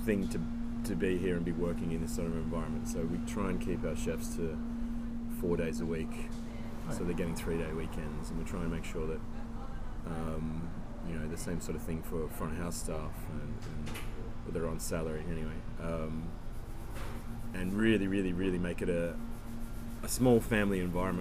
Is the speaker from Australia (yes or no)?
yes; Byron Bay, New South Wales, Australia; moved away as an adult; also born or lived in Sydney; now in Noosa, Australia; I grew up in Byron